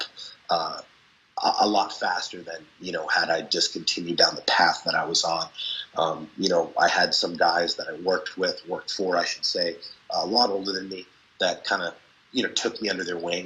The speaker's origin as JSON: {"language": "English", "town": "Boston", "region": "Massachusetts", "country": "United States", "tie": "born or raised there", "said": "I grew up in Boston"}